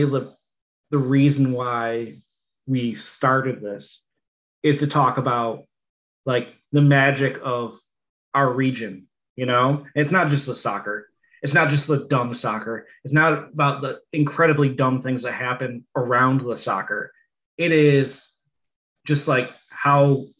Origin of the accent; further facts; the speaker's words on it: Buffalo, New York, United States; a Buffalo native